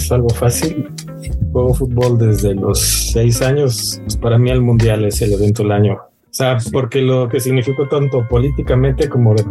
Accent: Mexico; O sea, realmente como mexicanos no apoyamos mucho a los que triunfan en otros lados.

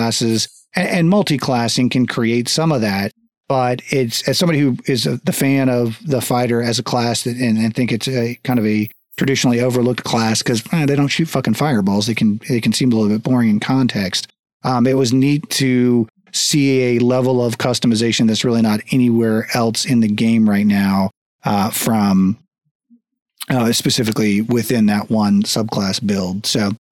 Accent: United States; also born or lived in Texas; I grew up in Florida, Texas.

